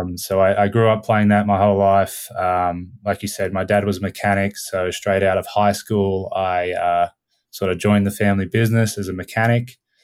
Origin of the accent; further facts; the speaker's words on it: Australia; also born or lived in Canada; She studied abroad in Australia near my hometown, and we